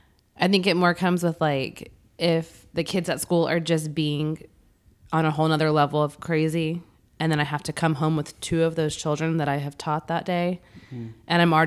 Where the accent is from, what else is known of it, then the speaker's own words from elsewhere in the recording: Austin, Texas, United States; I was definitely born in Austin